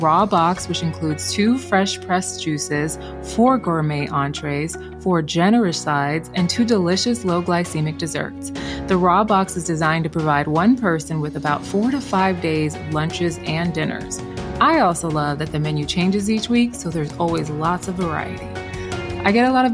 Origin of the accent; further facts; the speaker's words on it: United States; I am Nigerian American. I was born in the States